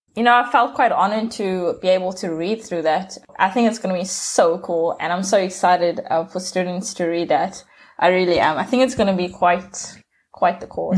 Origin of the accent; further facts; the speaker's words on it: South Africa; I'm from South Africa.